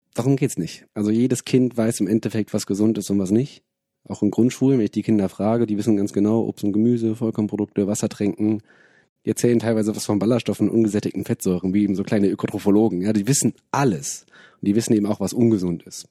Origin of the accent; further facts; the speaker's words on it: Wuppertal, North Rhine-Westphalia, Germany; moved away as an adult; now in Bonn, Germany; bin aus Bonn, bin in Wuppertal aufgewachsen